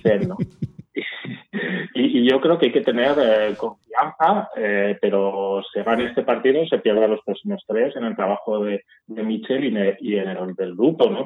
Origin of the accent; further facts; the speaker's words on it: Tolva, Aragon, Spain; mi pueblo, de esos 20 pueblos que te has pasado. El 21 es Tolva, que es el mejor pueblo de Aragón